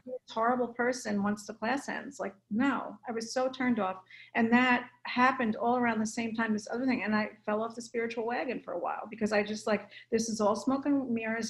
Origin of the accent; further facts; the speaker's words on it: New Jersey, United States; moved away as an adult; now in California, United States; I'm from North